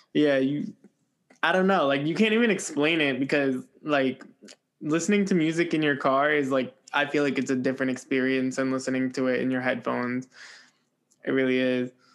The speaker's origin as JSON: {"language": "English", "region": "New Jersey", "country": "United States", "said": "I'm a Jersey boy"}